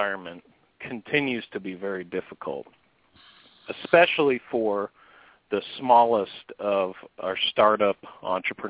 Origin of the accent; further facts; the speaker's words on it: San Diego, California, United States; moved away as an adult; now in Indiana, United States; I love my hometown of San Diego, but I'm a Hoosier now.